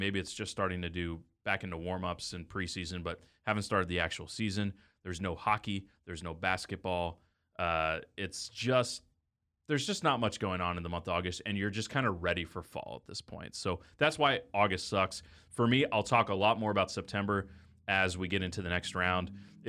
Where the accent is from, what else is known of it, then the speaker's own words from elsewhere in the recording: the South, United States; So my birthday is in the month of May. It's also the month that, at least where I grew up in the South, we got out of school.